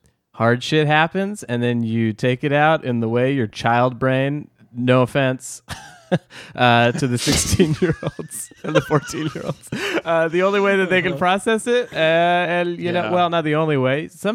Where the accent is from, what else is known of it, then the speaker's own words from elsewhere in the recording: Los Angeles, California, United States; Los Angeles.